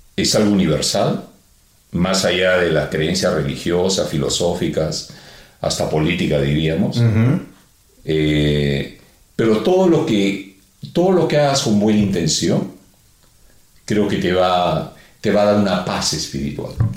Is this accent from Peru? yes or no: yes; Peru; somos peruanos